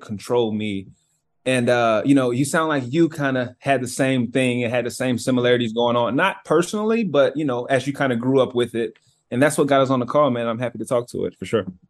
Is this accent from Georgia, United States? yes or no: yes; Cartersville, Georgia, United States; moved away as an adult; now in Seattle, United States; I'm from Georgia, from this small town in Georgia called Cartersville. Um, I live in Seattle now